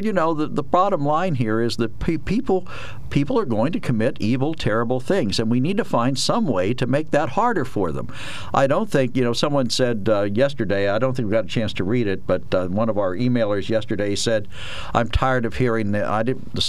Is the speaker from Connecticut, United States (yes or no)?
no; Harrisburg, Pennsylvania, United States; I grew up in Harrisburg